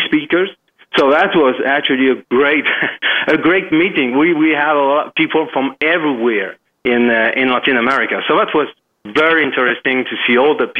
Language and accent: English; Paris, Île-de-France, France; moved away as an adult; now in Dominican Republic; I'm French. I come from Paris, and I live in Dominican Republic since 2008.